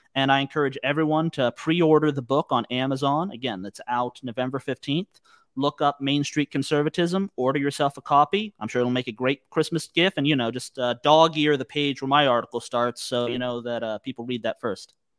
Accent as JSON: {"language": "English", "country": "United States", "said": "as Americans"}